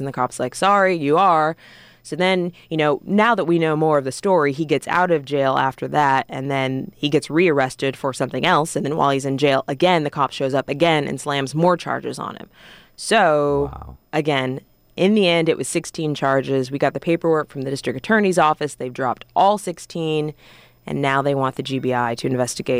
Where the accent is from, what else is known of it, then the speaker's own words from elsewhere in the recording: Orange County, California, United States; moved away as an adult; also born or lived in Columbia, Missouri / Spokane, Washington; now in Atlanta, United States; I'm from California, uh, born and raised in Orange County